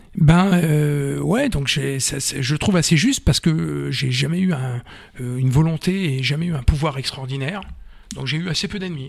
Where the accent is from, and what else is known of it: Tours, Centre-Val de Loire, France; born or raised there; also born or lived in Vendôme